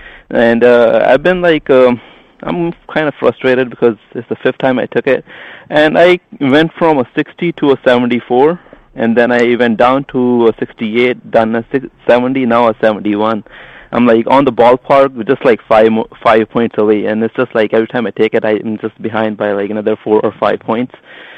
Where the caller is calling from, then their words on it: New York, United States; I'm calling from New York.